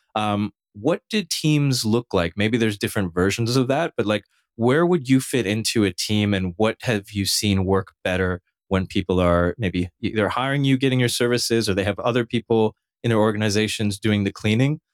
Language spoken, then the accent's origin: English; Canada; now in United States; a Canadian who lives in the United States